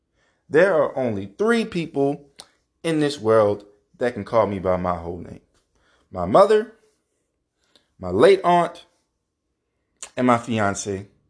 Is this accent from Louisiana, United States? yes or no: yes; Louisiana, United States; Somebody from the Ninth Ward doesn't sound like me. I grew up on the West Bank.